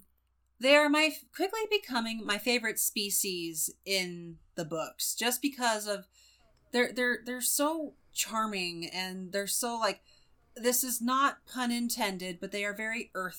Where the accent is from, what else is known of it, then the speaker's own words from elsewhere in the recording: West Coast, United States; I'm from the West Coast.